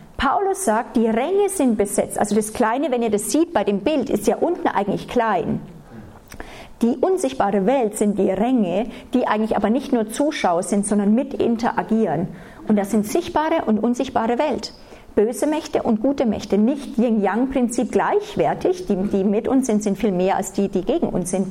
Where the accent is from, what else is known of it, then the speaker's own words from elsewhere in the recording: Germany; aufgewachsen sind, ganz normal, als Deutsche, so wie man halt als Deutsche erzogen